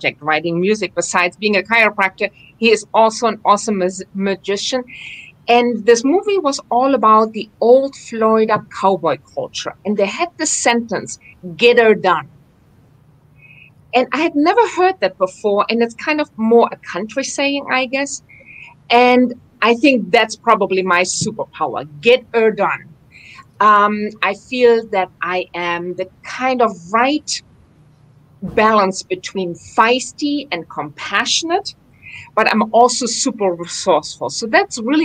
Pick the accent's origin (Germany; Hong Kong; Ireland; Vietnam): Germany; on the Dutch border, Northern Germany; now in Fort Lauderdale, United States; I grew up in the northern part of Germany, right on the Dutch border